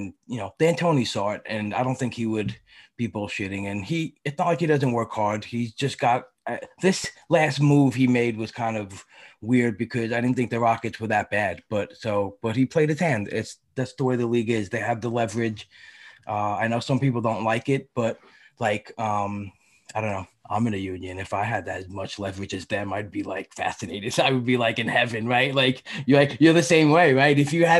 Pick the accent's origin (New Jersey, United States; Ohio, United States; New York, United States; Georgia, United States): New York, United States; New York City; I grew up in Brooklyn.